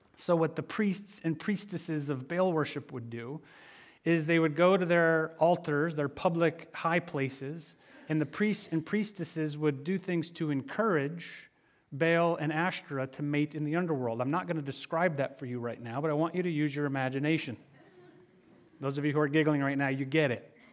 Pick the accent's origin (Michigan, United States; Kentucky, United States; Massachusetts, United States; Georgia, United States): Michigan, United States; growing up in Michigan, snowmobiling was an occasional pastime in the winter months